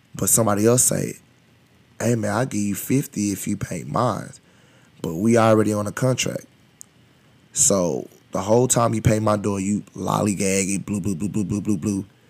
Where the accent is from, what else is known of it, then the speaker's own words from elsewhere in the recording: United States; I'm from Highland Hills.